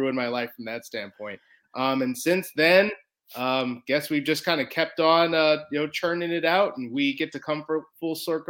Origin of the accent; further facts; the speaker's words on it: Chicago, Illinois, United States; moved away; I'm originally from Chicago